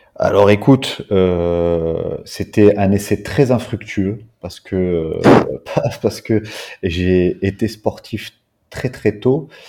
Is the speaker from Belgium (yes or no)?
yes; Belgium; moved away as an adult; now in Réunion, France; je suis né en Belgique, euh, j'habite depuis 13 ans maintenant sur l'île de la Réunion